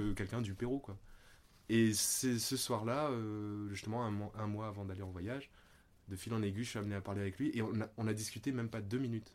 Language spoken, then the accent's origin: French; Réunion; moved away as an adult; also born or lived in Paris; je suis né à La Réunion. Donc il y a déjà 35 ans de cela. Et j'y ai vécu 19 ans.